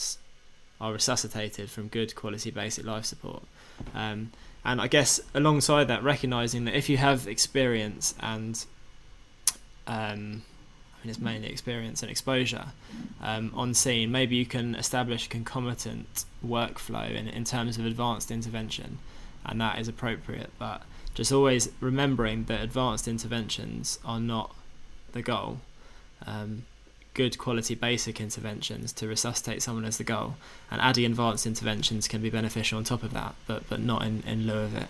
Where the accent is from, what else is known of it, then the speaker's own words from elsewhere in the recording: England, United Kingdom; we're English